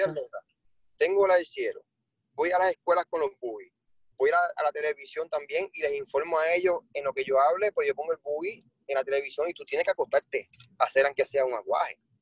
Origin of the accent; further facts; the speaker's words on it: Puerto Rico; siendo el único puertorriqueño